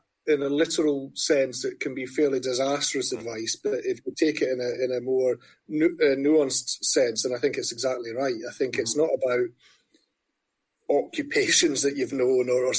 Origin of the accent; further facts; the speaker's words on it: Dundee, Scotland, United Kingdom; moved away as an adult; also born or lived in New York; now in Edinburgh, United Kingdom; I grew up in Dundee in the 90s in terms of formative years and teenage years